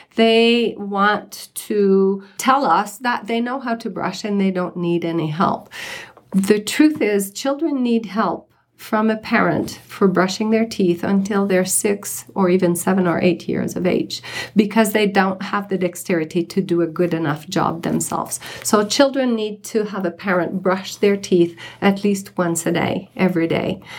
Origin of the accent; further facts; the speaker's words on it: Canada; moved away as an adult; now in Summit County, United States; I'm a dentist from Canada, and I've been practicing dentistry for close to 40 years until I moved from Canada to here at the end of 2012